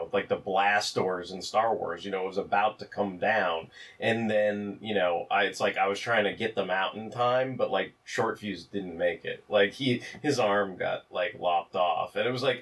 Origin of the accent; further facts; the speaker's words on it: California, United States; also born or lived in the South, United States; when I grew up here in California